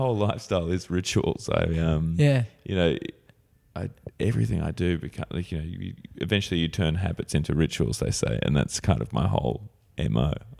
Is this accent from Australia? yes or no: yes; Sydney, New South Wales, Australia; born there; I was born actually here in Sydney. I was a home birth in Surrey Hills.